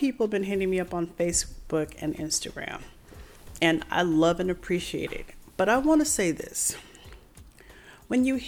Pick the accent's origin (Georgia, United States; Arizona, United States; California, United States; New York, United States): Arizona, United States; Tempe; from Tempe, Arizona.